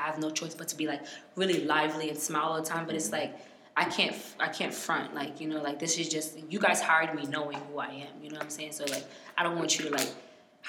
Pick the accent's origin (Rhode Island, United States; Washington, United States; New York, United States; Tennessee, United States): New York, United States; born or raised there; also born or lived in Miami